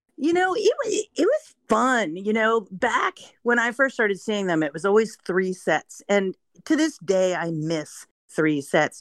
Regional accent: Vermont, United States; I'm a college student. I'm from Vermont

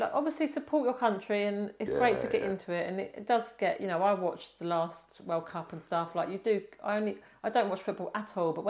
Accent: England, United Kingdom; I'm English

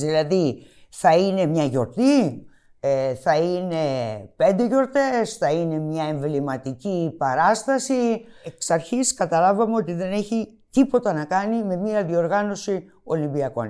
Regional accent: Greece; εμείς οι Έλληνες

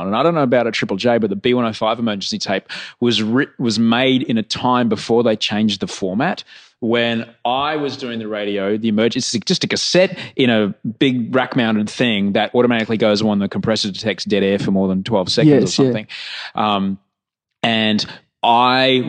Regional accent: Queensland, Australia; we grew up in Queensland

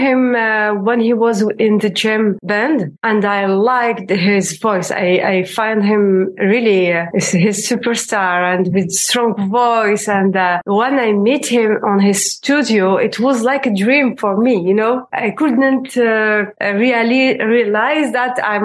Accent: Algiers, Algiers Province, Algeria; I grew up in Algiers

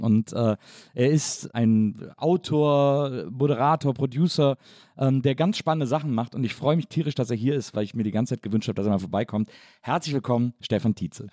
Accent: Wesseling, North Rhine-Westphalia, Germany; ich komme ja aus Wesseling und das ist ja, weiß ich nicht, eine halbe Stunde vom Phantasialand entfernt

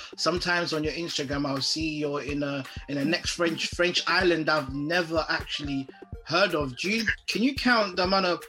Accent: Ghana; I'm Ghanaian.

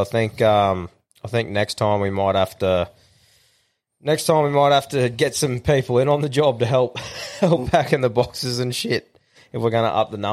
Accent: Morayfield, Queensland, Australia; I was from Merionvale

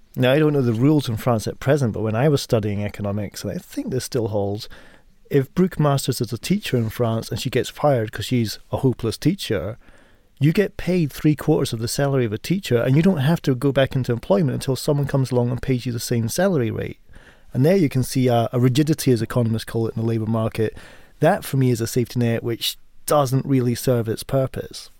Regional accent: United States; also born or lived in Sweden; now in United Kingdom; an American who, like a boomerang, is returning back home shortly

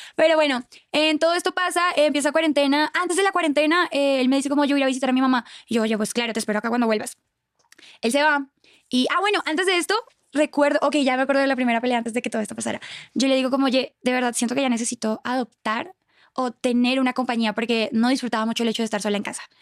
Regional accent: Cúcuta, Norte de Santander, Colombia; moved away as an adult; also born or lived in Bogotá, Colombia; now in Mexico; Cúcuta, de donde yo soy

